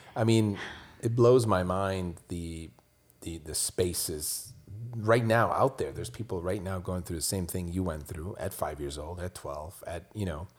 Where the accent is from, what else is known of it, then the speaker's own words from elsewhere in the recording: Switzerland; now in United States; I grew up in Switzerland